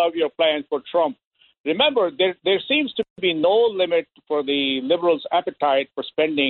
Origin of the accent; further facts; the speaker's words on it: India; I am an Indian, and I don't own a 7-Eleven because I lost my slight Indian accent a long time ago.